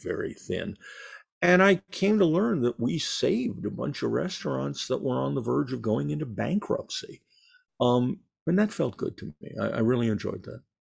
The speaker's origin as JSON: {"language": "English", "town": "New York City", "region": "New York", "country": "United States", "said": "I'm Jewish. I'm from New York"}